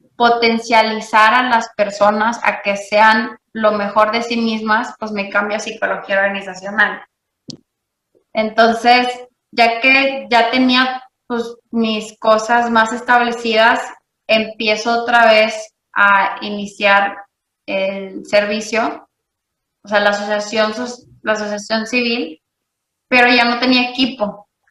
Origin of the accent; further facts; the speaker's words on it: Monterrey, Nuevo León, Mexico; yo nací, vivo y crecí en Monterrey, Nuevo León